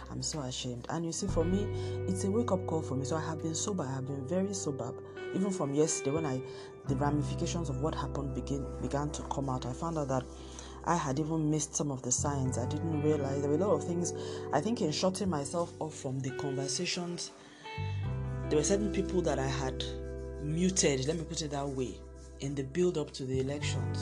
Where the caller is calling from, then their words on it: Lagos, Nigeria; I'm I'm recording from Lagos, Nigeria